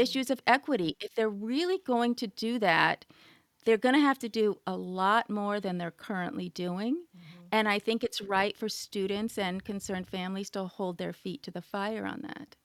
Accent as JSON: {"language": "English", "region": "California", "country": "United States", "tie": "born or raised there", "said": "I grew up in California"}